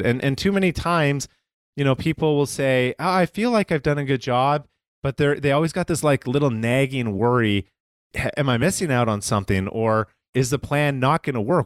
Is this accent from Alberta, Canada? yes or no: yes; Calgary, Alberta, Canada; moved away as an adult; now in United States; I am originally from Calgary, Canada, um, moved down to the United States in two thousand six permanently and became a citizen.